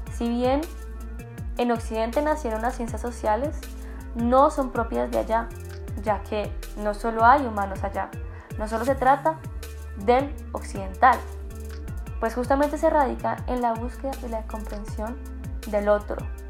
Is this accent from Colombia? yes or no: yes; Colombia; como colombianos